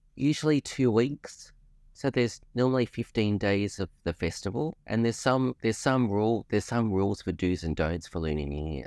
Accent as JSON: {"language": "English", "country": "Australia", "said": "being Australian"}